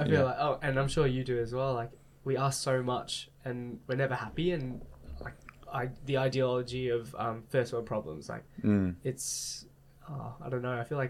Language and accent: English; Australia; And embracing the one thing of being Australian, yes, that's awesome.